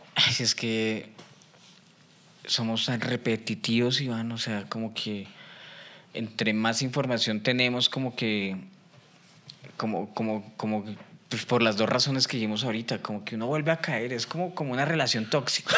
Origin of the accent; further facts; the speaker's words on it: Colombia; soy el último colombiano